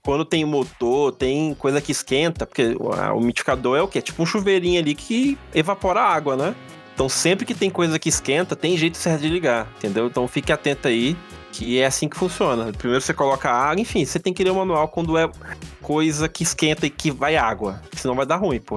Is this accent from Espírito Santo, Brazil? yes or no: yes; Vila Velha, Espírito Santo, Brazil; minha, minha infância foi no Praia da Costa